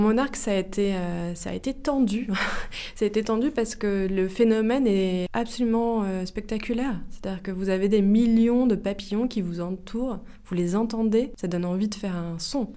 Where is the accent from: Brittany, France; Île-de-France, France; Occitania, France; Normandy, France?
Île-de-France, France; Melun; J'ai grandi à, j'ai grandi à Melun en Seine-et-Marne